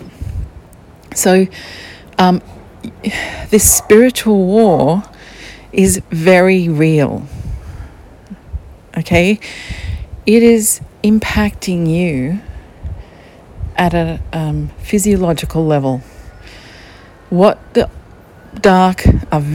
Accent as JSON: {"language": "English", "region": "Queensland", "country": "Australia", "said": "We're from Queensland"}